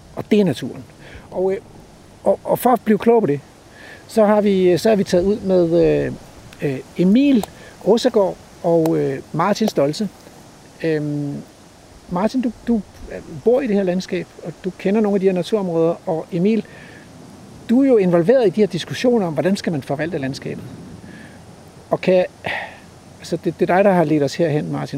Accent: Denmark; som dansker til Sverige

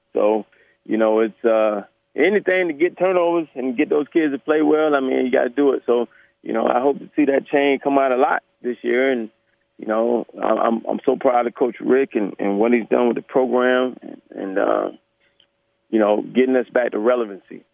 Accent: Gainesville, Florida, United States; also born or lived in Ocala, Florida; I am from Gainesville, Ocala, Gainesville

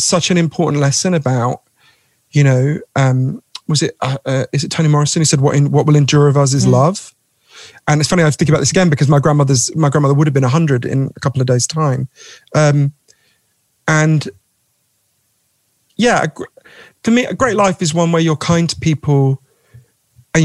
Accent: London, United Kingdom; I'm a Londoner as well

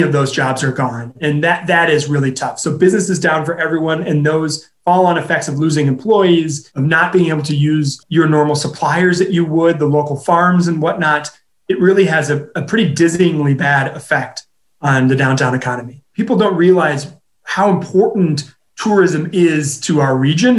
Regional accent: Minneapolis, Minnesota, United States; now in Madison, United States; Minneapolis, my hometown

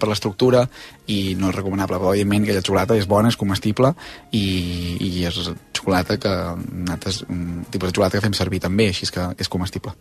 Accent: Osona, Catalonia, Spain; els que som d'Osona som molt d'Osona

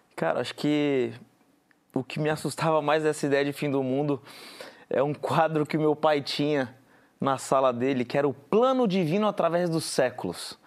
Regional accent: Guarujá, São Paulo, Brazil; Eu sou do Guarujá, que é uma cidade do litoral de São Paulo

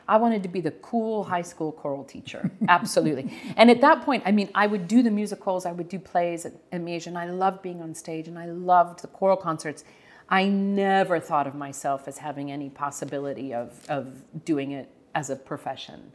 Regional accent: Prairie Village, Kansas, United States; we grew up in Prairie Village

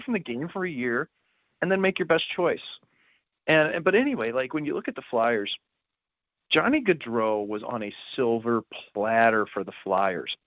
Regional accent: St. Louis, Missouri, United States; I'm from Saint Louis

